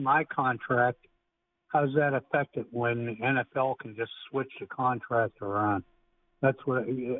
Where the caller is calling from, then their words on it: Harrisburg, Pennsylvania, United States; How the hell are you? I'm calling from Harrisburg, Pennsylvania.